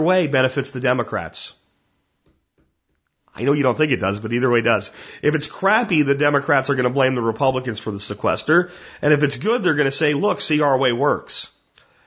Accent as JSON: {"language": "English", "town": "Pottsville", "region": "Pennsylvania", "country": "United States", "said": "I am from Pottsville. And while Pottsville is in eastern Pennsylvania"}